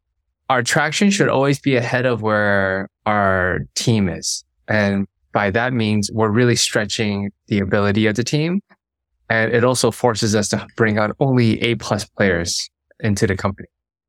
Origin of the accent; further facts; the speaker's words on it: Hong Kong; also born or lived in Beijing; I grew up in Hong Kong, spent 5 years of my childhood in Beijing.